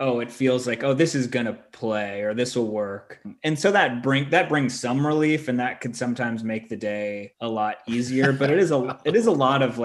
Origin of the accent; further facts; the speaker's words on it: San Diego, California, United States; I'm from San Diego